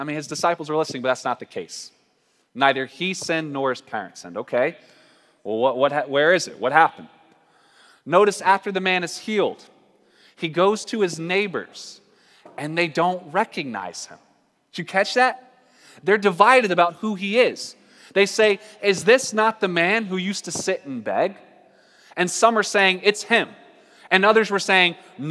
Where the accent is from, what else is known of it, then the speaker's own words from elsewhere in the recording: North Carolina, United States; moved away; also born or lived in Portland; I'm from North Carolina